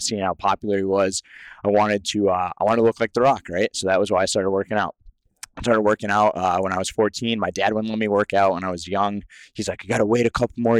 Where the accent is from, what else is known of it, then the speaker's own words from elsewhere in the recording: Salem, Massachusetts, United States; also born or lived in Connecticut / New Hampshire / Nashville, Tennessee; So I was actually born in Salem, Massachusetts. So Massachusetts is actually my hometown